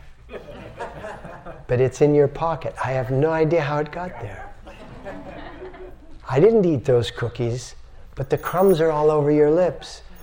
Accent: United States; I'm an American

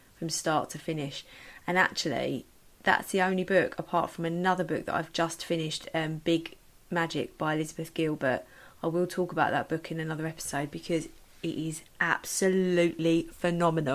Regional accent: Medway, South East England, United Kingdom; also born or lived in London; I am from Kent, Medway. Lived in Medway most of my life, apart from a short stint of a few years in London when I went to university at Brunel

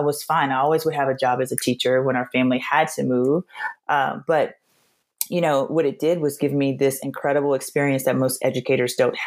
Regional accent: Louisiana, United States; moved away; also born or lived in Nashville / East Coast / Colorado; I'm originally from Louisiana

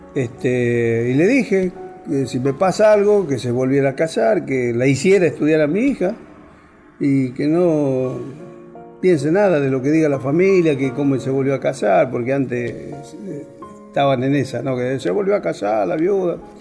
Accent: La Rioja, Argentina; moved away as an adult; terminé el secundario, el primario y lógico, acá no había fábrica, no había industria, no había nada. Yo vivía acá, sí, vivía acá, mi familia es de acá

